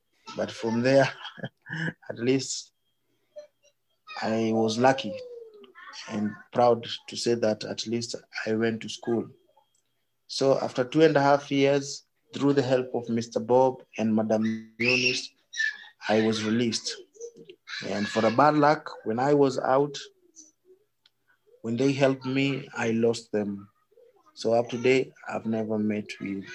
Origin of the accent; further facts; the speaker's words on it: Nairobi, Kenya; So I was born here in Madare slums.